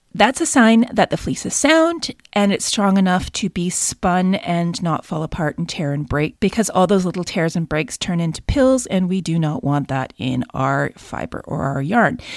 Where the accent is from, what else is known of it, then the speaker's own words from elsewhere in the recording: Canada; I'm also Canadian